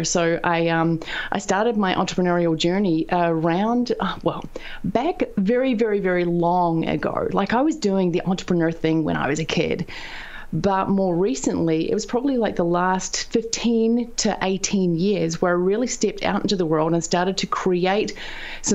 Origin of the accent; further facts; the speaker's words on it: the bottom of New Zealand, southern New Zealand, New Zealand; also born or lived in United States; I'm a farm girl from down at the bottom of New Zealand, which is very close to Antarctica